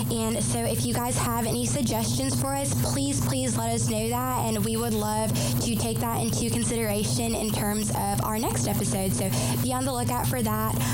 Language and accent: English; Greenville, South Carolina, United States; also born or lived in Raleigh; And I am from Raleigh, North Carolina. And um, yeah, I grew up over in South Carolina, in Greenville, South Carolina, and then I moved there.